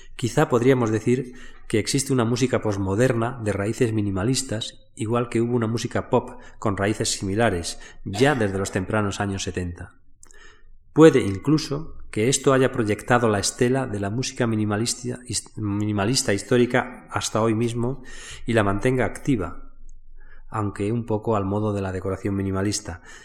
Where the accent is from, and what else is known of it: Spain